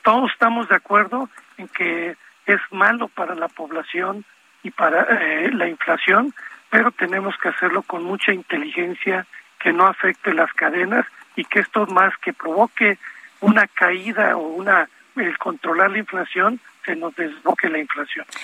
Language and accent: Spanish; Veracruz, Mexico; now in Mexico City, Mexico; mi tierra, en Veracruz